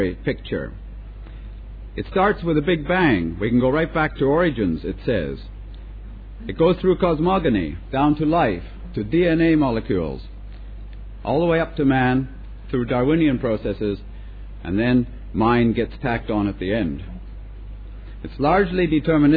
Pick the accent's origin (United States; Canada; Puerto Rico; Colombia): Canada; moved away as an adult; also born or lived in Britain; now in United Kingdom; I'm Canadian. Still am. I've been in Britain over 25 years.